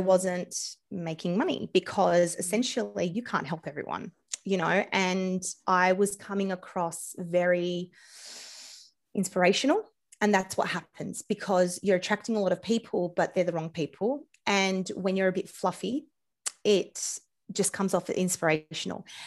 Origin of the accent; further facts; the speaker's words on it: Australia; accent: Australian; my accent, I'm Australian